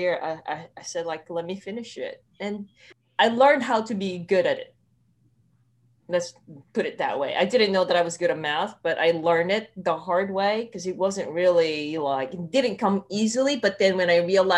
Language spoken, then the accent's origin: English; Philippines; moved away as an adult; now in Los Angeles, United States; I grew up in the Philippines